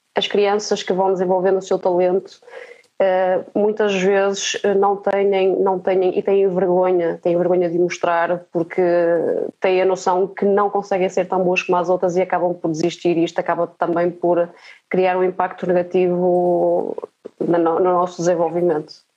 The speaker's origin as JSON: {"language": "Portuguese", "town": "Marco de Canaveses", "region": "Porto District", "country": "Portugal", "tie": "born or raised there", "said": "eu nasci no Marco de Canaveses"}